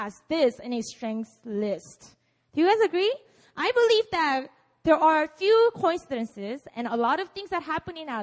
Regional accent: Busan, South Korea; English is a second language; I grew up in Busan. I was born and raised here. So please excuse my English

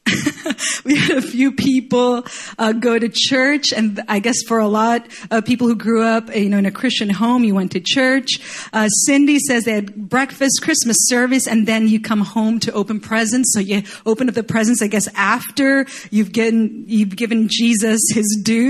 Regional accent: Chile; moved away; I grew up in Chile

